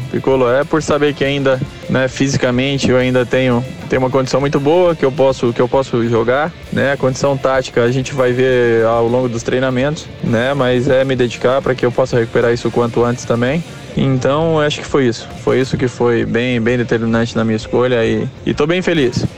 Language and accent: Portuguese; Uberlândia, Minas Gerais, Brazil; daqui de Uberlândia, né, ser da minha cidade natal